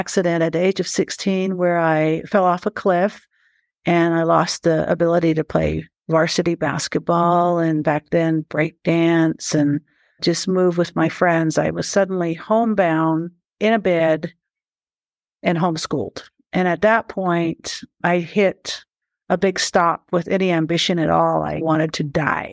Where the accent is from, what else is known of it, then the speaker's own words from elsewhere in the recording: Shiprock, New Mexico, United States; also born or lived in Big Mountain, Arizona / Black Mountain, Arizona; My traditional people that I was born and bred and raised and influenced by come from Big Mountain and Black Mountain on the Navajo Nation. I was born in Shiprock